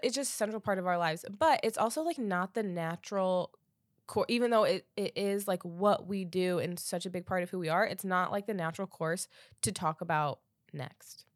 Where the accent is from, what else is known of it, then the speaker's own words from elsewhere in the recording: Defiance, Ohio, United States; I needed to do the conference in my hometown